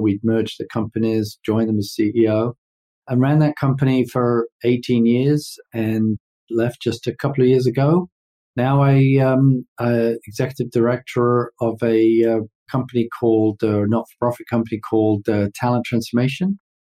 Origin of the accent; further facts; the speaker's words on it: London, United Kingdom; moved away as an adult; also born or lived in New York; now in United States; I'm way east of Houston, being born and raised in London